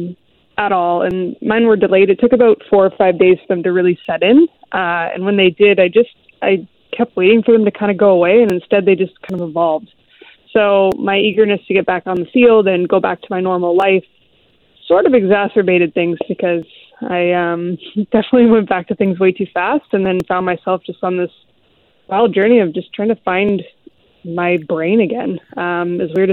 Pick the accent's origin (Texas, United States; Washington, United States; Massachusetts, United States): Washington, United States; Seattle; I grew up in the Seattle area